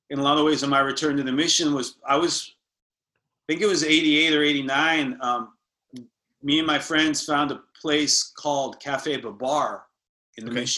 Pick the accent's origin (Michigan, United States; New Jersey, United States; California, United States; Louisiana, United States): California, United States; San Francisco; We moved basically from La Misión to like a suburb in Marin, you know, and I get it because my mom, you know, the, the remarrying thing and all that.